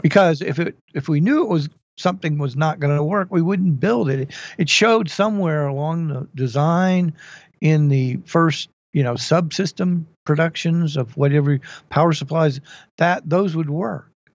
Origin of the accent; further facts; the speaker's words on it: Dallas, Texas, United States; moved away; I've been growing up in Dallas